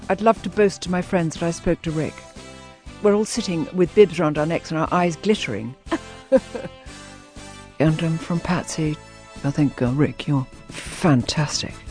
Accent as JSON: {"language": "English", "region": "London", "country": "United Kingdom", "said": "I'm from London"}